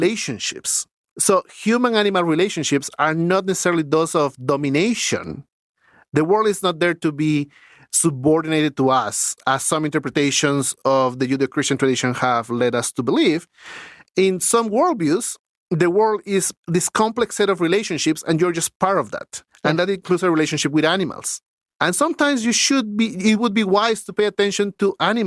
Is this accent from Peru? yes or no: yes; Lima, Peru; moved away as an adult; now in Canada; when I grew up in Lima, winters were 14 degrees Celsius